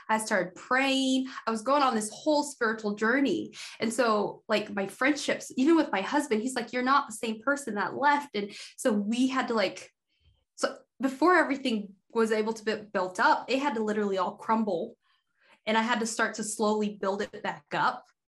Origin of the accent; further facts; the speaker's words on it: Idaho, United States; I grew up in Idaho being like the only black girl in my school from when I can remember until like 11th grade.